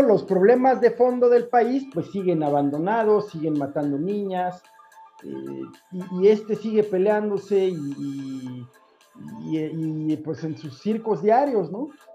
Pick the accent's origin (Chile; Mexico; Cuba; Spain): Mexico; la gente que vive en mi país